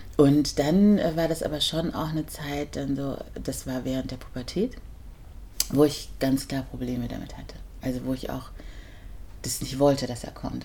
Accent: Germany; born or raised there

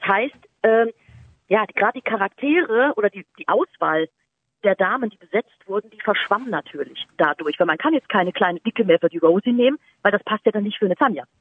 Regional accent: Munich, Bavaria, Germany; ich bin ja in München aufgewachsen

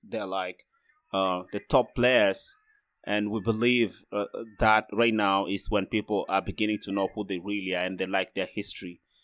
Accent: South Sudan; now in Freiburg, Germany; I'm from South Sudan.

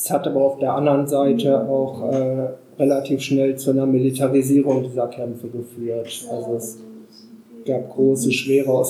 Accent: Lower Saxony, Germany; äh, ich komme aus dem Landland.

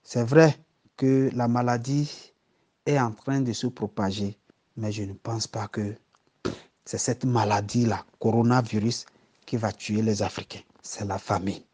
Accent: Togo; now in Freiburg, Germany; je viens du Togo, je réside à Freiburg en Allemagne

